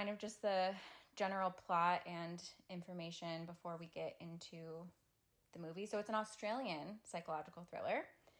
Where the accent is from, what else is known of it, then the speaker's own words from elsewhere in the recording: Buffalo, New York, United States; now in Los Angeles, United States; I'm from Buffalo, New York